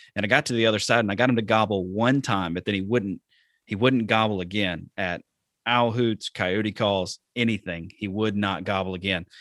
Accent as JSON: {"language": "English", "region": "Alabama", "country": "United States", "tie": "born or raised there", "also_born_or_lived": "the South", "moved": "yes", "lives_now": "Wisconsin, United States", "said": "I'm from Alabama"}